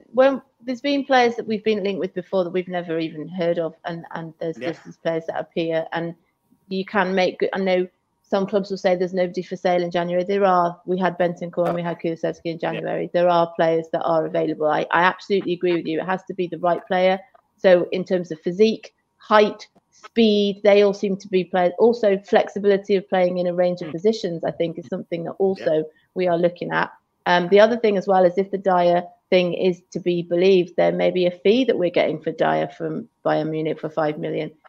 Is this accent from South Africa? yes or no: no; Shrewsbury, West Midlands, United Kingdom; now in Chester, United Kingdom; I'm from Shrewsbury